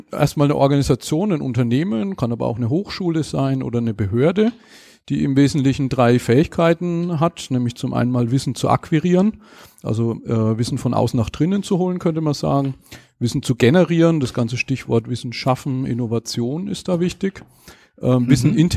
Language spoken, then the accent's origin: German; Schweinfurt, Bavaria, Germany; ich komme aus Schweinfurt, bin verheiratet, eine Tochter